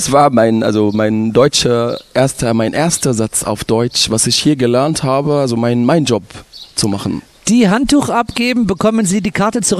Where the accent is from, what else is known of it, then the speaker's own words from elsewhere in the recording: Ismailia, Ismailia Governorate, Egypt; Also ich komme aus Ismailia, das liegt am Suezkanal